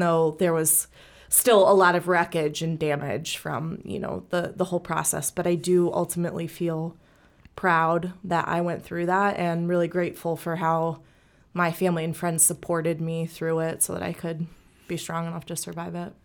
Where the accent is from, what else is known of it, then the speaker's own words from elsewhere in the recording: St. Louis, Missouri, United States; I was born and raised here in Saint Louis.